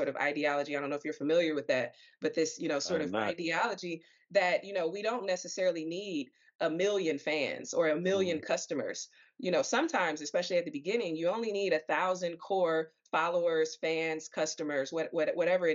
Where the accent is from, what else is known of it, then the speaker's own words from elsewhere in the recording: Detroit, Michigan, United States; I'm from Detroit